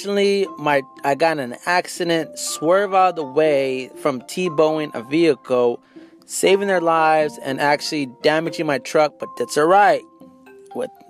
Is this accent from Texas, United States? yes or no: yes; San Antonio, Texas, United States; I'm from San Antonio.